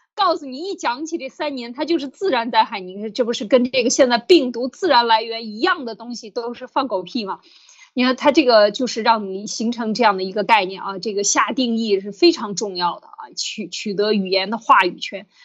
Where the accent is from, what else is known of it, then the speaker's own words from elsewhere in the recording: China; moved away; 我们中国人